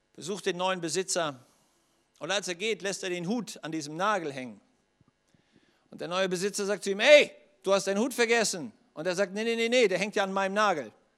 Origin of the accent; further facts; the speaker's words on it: Schleswig-Holstein, Germany; komme aus Schleswig-Holstein